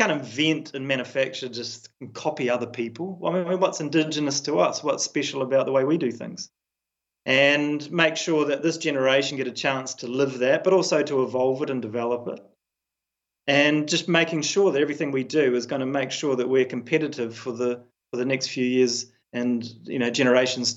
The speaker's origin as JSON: {"language": "English", "country": "New Zealand", "said": "as a New Zealander"}